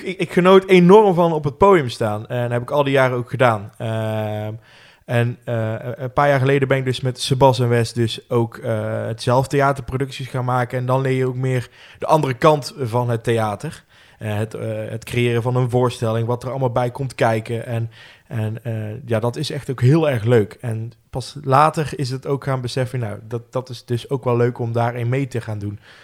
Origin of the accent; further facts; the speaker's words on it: Roosendaal, North Brabant, Netherlands; Geboren en getogen in Roosendaal